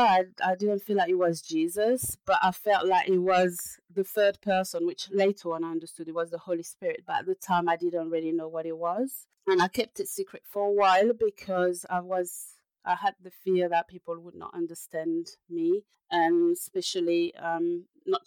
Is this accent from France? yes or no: yes; France; now in London, United Kingdom; I'm a French person